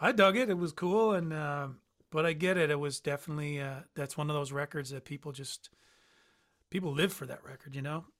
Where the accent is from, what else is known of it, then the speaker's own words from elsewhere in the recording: St. John's, Newfoundland and Labrador, Canada; in the boroughs of Newfoundland, Saint John's where I'm from